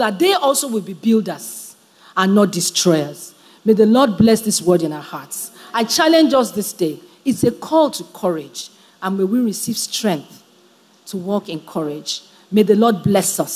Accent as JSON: {"language": "English", "country": "Nigeria"}